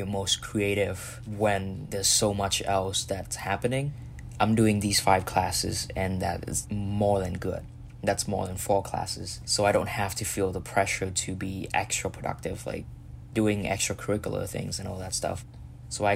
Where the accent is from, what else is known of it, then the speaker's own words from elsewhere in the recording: Vietnam; now in Philadelphia, United States; I'm from Vietnam